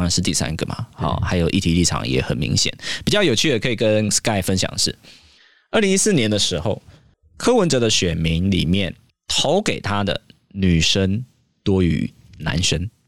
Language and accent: Chinese; Yangmei, Taoyuan, Taiwan; 我国小念瑞梅国小，杨梅，国中念阳明国中，杨梅，我连高中都念阳梅高中